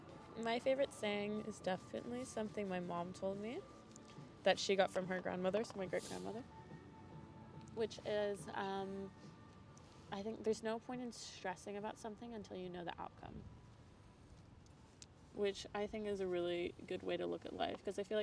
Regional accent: Texas, United States; I mean, given history, given that I'm from Texas.

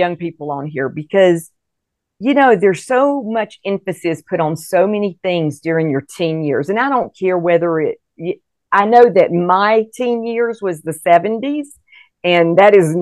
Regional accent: Fort Walton Beach, Florida, United States; moved away as an adult; also born or lived in Mobile, Alabama / India / Colorado Springs, Colorado; I was born in Mobile, and then we moved. My dad was a pastor. We moved to the Florabama area, and he pastored a church in Fort Walton Beach for 32 years

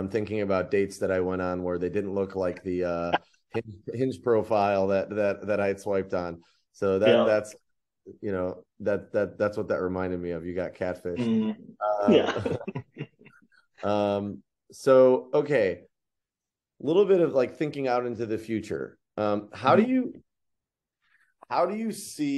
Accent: Cleveland, Ohio, United States; I'm from Cleveland

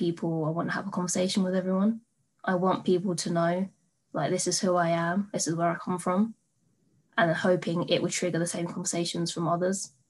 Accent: Crawley, South East England, United Kingdom; also born or lived in India (ancestry); where I'm from Crawley in Redhill

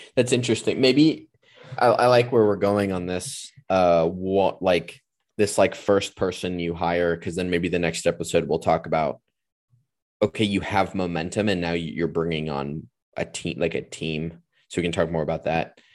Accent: California, United States; I'm a Californian

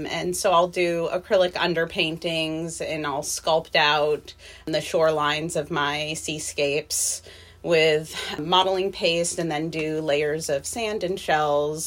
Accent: New Hampshire, United States; moved away as an adult; also born or lived in Florida; now in Renton, United States; I am originally from Florida, but I spent most of my life in New Hampshire

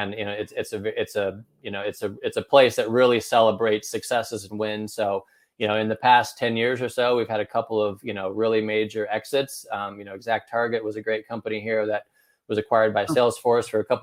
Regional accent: Northern Indiana, United States; also born or lived in Chicago; now in Indianapolis, United States; I was born and raised in Northern Indiana

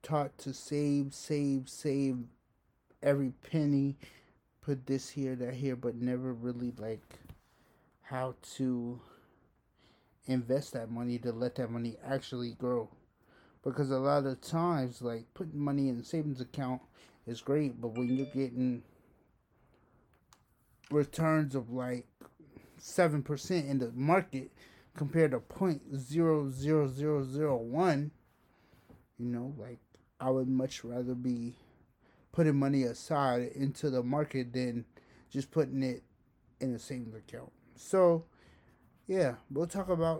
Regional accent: Somerville, Massachusetts, United States; Born and raised in Somerville, been here my whole life.

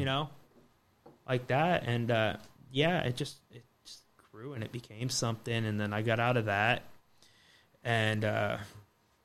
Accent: Florida, United States; I grew up in Florida

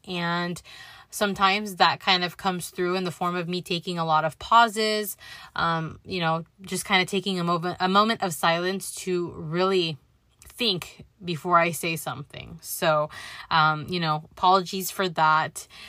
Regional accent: Los Angeles, California, United States; born and raised in the San Fernando Valley. I spent my childhood through my late teens growing up in Van Nuys, California

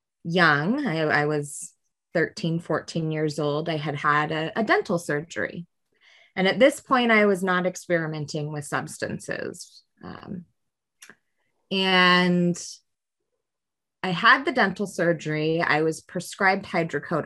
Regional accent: Spokane County, Washington, United States; I grew up in Spokane County, and I grew up as an at-risk

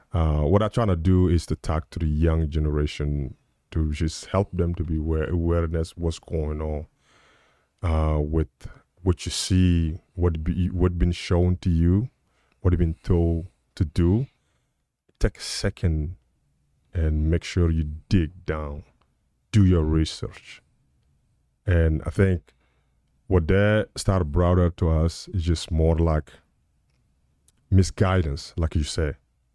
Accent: United States; So I think, you know, I'm American, I can say we.

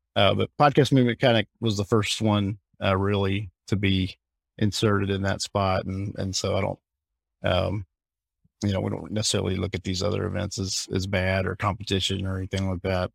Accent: Alabama, United States; I grew up in Alabama, I grew up in the South

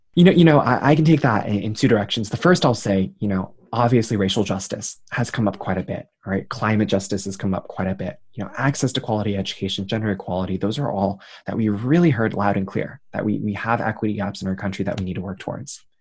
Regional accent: New York City, New York, United States; I grew up in Queens, New York, son of two Taiwanese immigrants

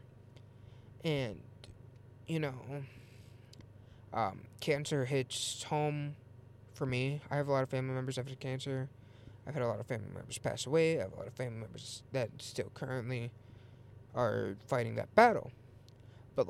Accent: Illinois, United States; I'm actually from Illinois

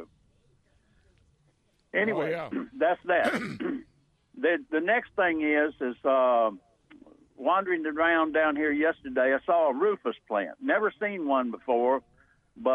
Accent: Granville County, North Carolina, United States; and I'm from Granville County. You know, we had just plain old pine trees that managed to grow between red clay and rocks and all that.

